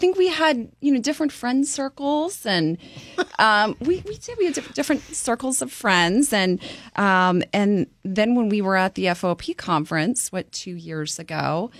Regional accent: Middle Paxton Township, Pennsylvania, United States; It is my hometown.

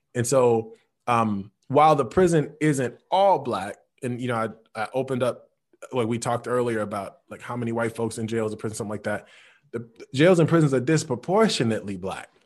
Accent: Chicago, Illinois, United States; when I'm growing up in Chicago, on the low end

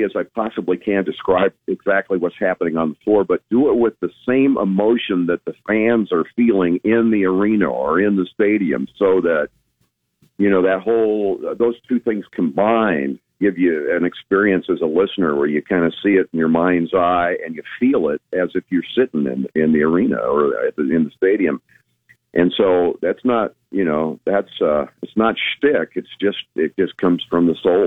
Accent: Lincoln, Nebraska, United States; I was born in Lincoln, and you know, Pershing Elementary and Robin Mickle Junior High and Lincoln Northeast

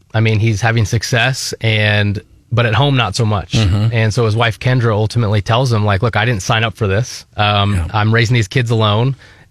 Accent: Naperville, Illinois, United States; moved away as an adult; also born or lived in Springfield, Illinois; now in Columbia, United States; So I grew up in Naperville, Illinois.

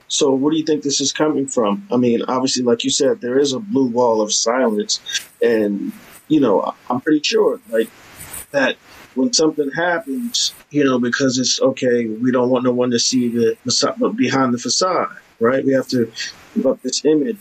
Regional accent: New York City, New York, United States; I'm from Harlem

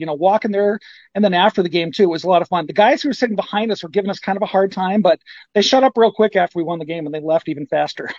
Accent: Ogden, Iowa, United States; my hometown's Ogden. I'm 20 miles from Ames

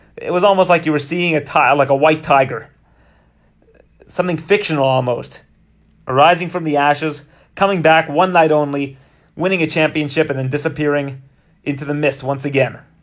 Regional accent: Canada; as a Canadian

